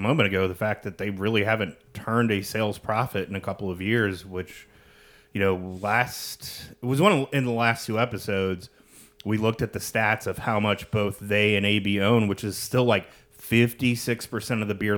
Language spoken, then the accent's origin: English; Midwest, United States; growing up in the Midwest